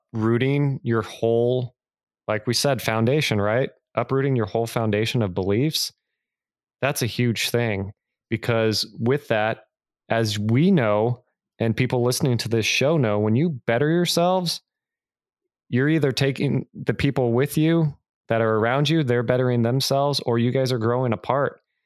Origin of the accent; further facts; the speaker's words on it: California, United States; growing up in California